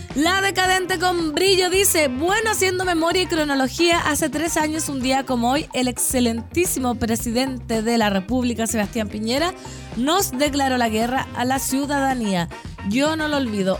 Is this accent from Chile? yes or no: yes; Putaendo, Valparaíso, Chile; now in Santiago, Chile; mi pueblo no se me va del corazón